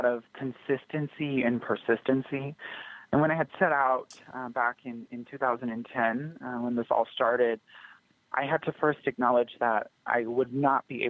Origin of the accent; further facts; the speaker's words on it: United States; being from India, I'm born and raised in the United States.